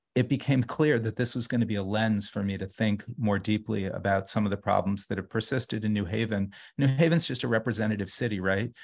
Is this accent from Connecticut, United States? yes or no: yes; New Haven, Connecticut, United States; moved away as an adult; also born or lived in Brooklyn; now in New Haven, United States; growing up in New Haven